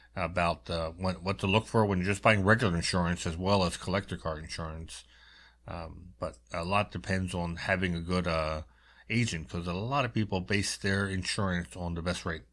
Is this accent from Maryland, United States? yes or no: yes; Baltimore, Maryland, United States; I'm growing up in Baltimore